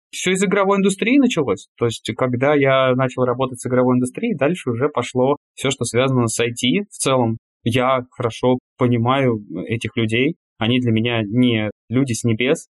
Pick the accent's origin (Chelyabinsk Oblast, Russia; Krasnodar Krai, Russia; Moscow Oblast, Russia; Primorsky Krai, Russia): Moscow Oblast, Russia; Klin; Я из Подмосковья, из маленького города Клин